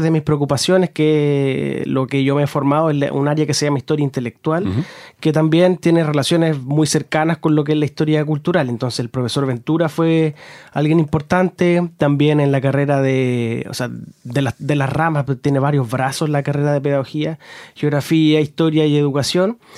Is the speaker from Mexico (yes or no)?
no; Concepción, Biobío, Chile; yo soy de Concepción